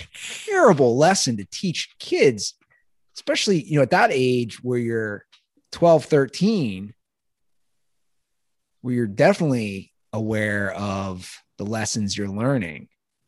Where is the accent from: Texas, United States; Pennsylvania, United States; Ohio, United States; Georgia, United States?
Ohio, United States; Cincinnati; moved away; I grew up in the East Side, which is kind of the knock on the East Side of Cincinnati is you're not as tough as the West Siders.